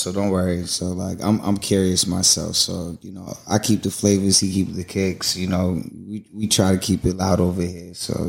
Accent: Boston, Massachusetts, United States; I'm from Boston

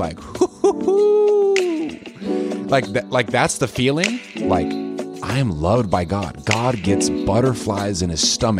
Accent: Lincoln, Nebraska, United States; born there; So I was born in the United States in Lincoln, Nebraska, right down in your turf. My grandma lived on South 49th Street.

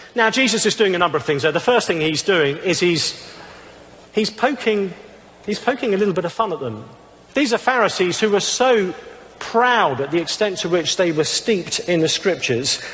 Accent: England, United Kingdom; I'm, I'm English

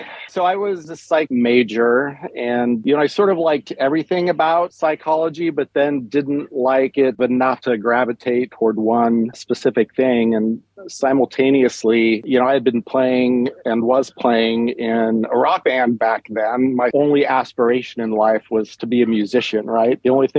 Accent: Lincoln, Nebraska, United States; In Lincoln, same place.

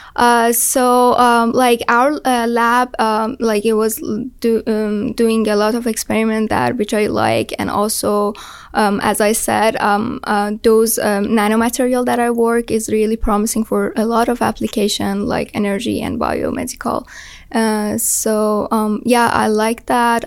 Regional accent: Iran; moved away as an adult; now in United States; I'm from Iran

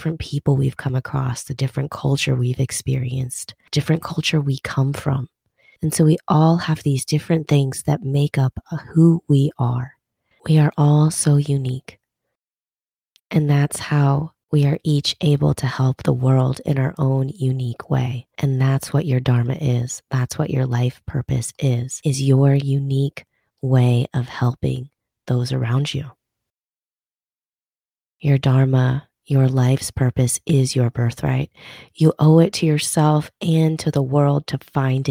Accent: Minnesota, United States; growing up in Minnesota

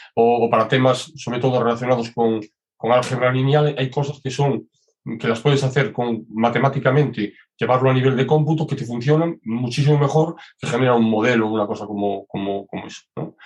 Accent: Galicia, Spain; yo soy muy gallego.

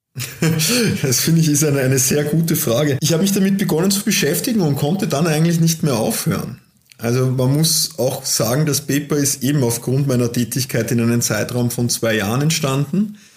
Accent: Austria; als Österreicher, als Europäer, als Weltbürger

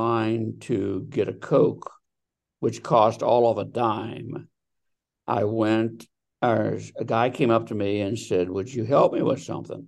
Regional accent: Delaware, Ohio, United States; now in Scottsdale, United States; I am originally from Delaware, Ohio. I now live in Scottsdale, Arizona.

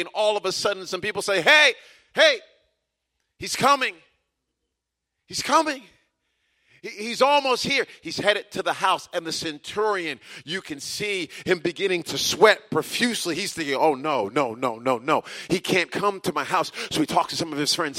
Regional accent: United States; Many of us who are Americans

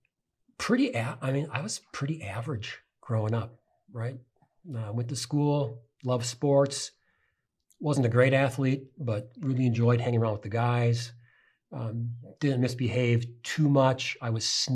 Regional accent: St. Paul, Minnesota, United States; I grew up on the east side of St. Paul, working class neighborhood.

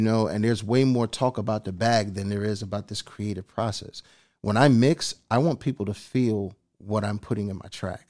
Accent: East Coast, United States; I'm from the East Coast

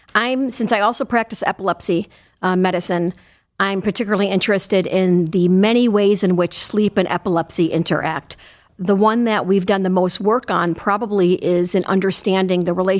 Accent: Chicago, Illinois, United States; Well, I'm originally from Chicago, and I did my medical school training and my neurology residency there.

